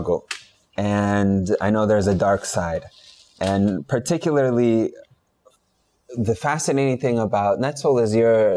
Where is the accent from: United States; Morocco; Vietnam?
United States; California; my home state, California.